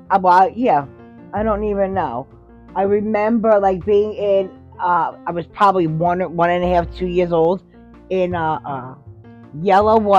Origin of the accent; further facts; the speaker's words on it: Hoboken, New Jersey, United States; born there; And had me, and I was born in Hoboken in St. Mary's Hospital.